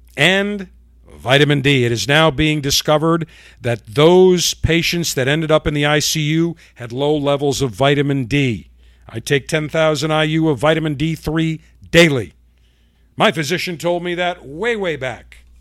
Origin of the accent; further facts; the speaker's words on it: Buffalo, New York, United States; now in Florida, United States; my hometown of buffalo new york